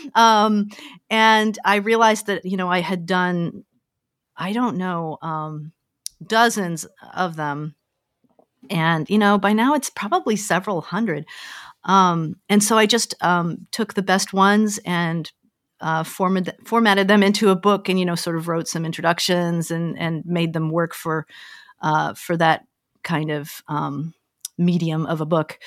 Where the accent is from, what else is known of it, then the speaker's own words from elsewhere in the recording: Denver, Colorado, United States; moved away as an adult; also born or lived in Omaha / Pasadena; I grew up in Denver, Colorado